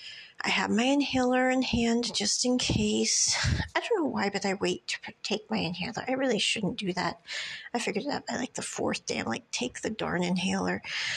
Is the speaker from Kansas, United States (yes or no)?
yes; Kansas, United States; born there; I'm like, I was born in Kansas. I mean, no offense. I'm like, we don't get out much.